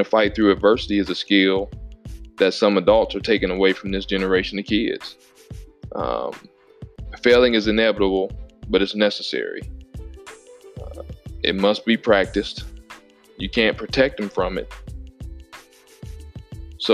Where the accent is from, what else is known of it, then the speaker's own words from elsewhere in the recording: Illinois, United States; growing up in Illinois, as a really good athlete